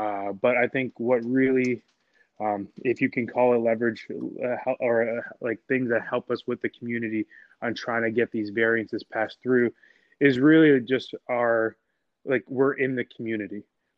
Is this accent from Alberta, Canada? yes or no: no; Toronto, Ontario, Canada; also born or lived in Montana; now in Philadelphia, United States; I am a Canadian. I'm from Toronto, Canada. I did school out there.